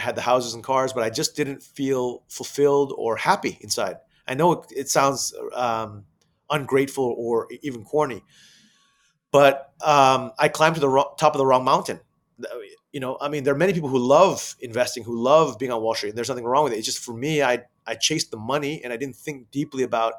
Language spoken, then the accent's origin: English; Thailand; moved away; also born or lived in United States; Asia, where I'm originally from, and I grew up in Thailand